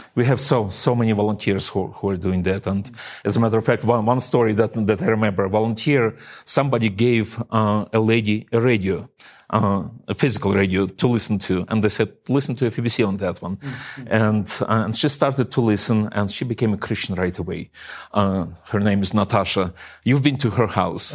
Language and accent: English; Eastern Ukraine, Ukraine; moved away; my hometown where I, I, I was raised